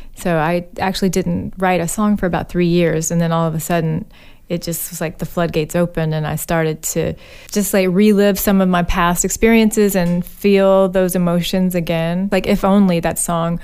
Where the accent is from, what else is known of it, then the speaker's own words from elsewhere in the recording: Birmingham, Alabama, United States; also born or lived in Nebraska; now in California, United States; I moved back to my hometown, Birmingham, Alabama